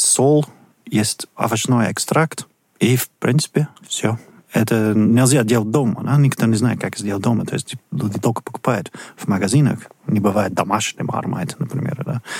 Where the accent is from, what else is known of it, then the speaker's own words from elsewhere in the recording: Bristol, South West England, United Kingdom; Russian is a second language; moved away; в Бристоле, ну, мой родной город